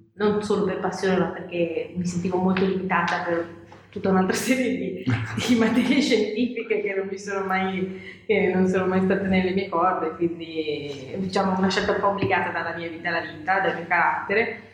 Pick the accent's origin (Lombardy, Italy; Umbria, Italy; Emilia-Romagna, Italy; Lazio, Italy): Lombardy, Italy; near Milan; io sono nata qua vicino a Milano, mm. quindi mm. tra i pochi autoctoni milanesi